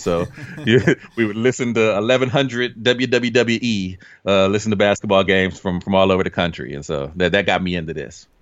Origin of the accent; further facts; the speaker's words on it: Dayton, Ohio, United States; I grew up in Dayton, Ohio.